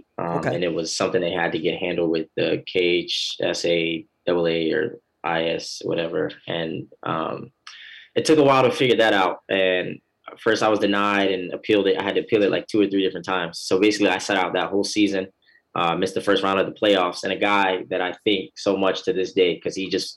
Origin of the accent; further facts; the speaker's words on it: Midwest, United States; I'm from the Midwest